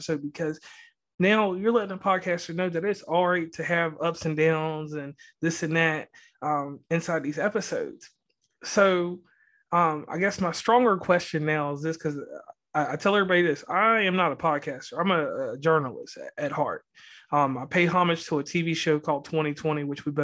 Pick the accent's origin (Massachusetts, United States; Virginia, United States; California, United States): Virginia, United States; now in West Virginia, United States; I'm from Virginia